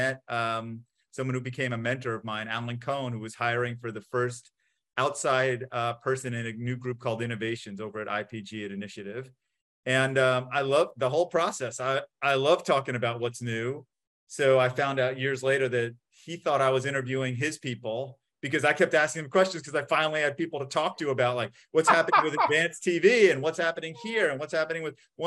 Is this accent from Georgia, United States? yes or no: no; New York, United States; I'm from New York, came back to New York